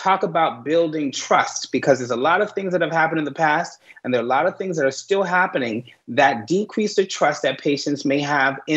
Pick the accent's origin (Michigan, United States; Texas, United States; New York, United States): New York, United States; New York City; I'm from New York City. So I was coming home, I was in my community